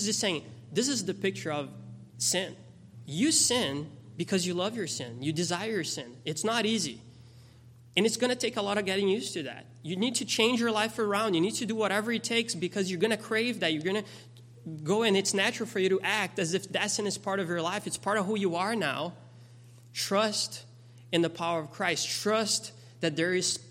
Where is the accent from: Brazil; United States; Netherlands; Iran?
Brazil; moved away; I grew up in Brazil.